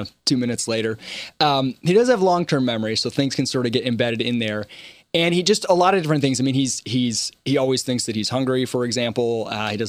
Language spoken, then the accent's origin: English; Michigan, United States; now in Charleston, United States; growing up in Michigan